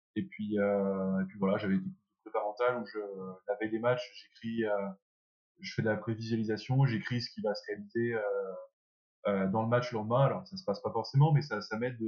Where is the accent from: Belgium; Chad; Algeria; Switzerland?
Belgium; moved away as an adult; also born or lived in France / England; je suis français. Je suis arrivé en Belgique à l'âge de 3 ans